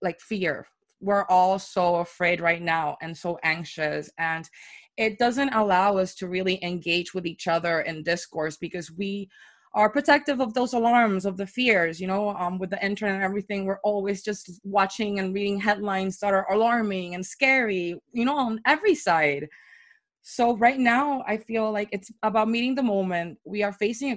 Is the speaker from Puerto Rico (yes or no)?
yes; Puerto Rico; moved away as an adult; now in New York, United States; I moved to New York from Puerto Rico back in 2016, right before the election